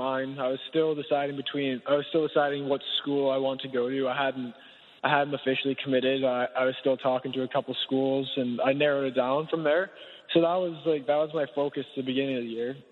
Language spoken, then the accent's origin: English; United States; moved away as an adult; now in Victoria, Canada; I grew up in the States